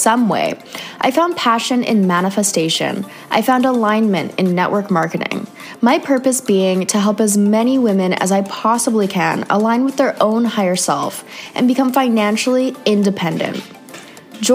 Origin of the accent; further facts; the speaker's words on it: Canada; another Canadian girl